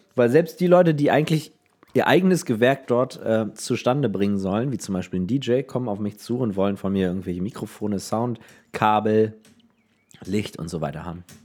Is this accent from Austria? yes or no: no; Neubrandenburg, Mecklenburg-Vorpommern, Germany; ich komme aus Neubrandenburg. Das liegt aber nicht in Brandenburg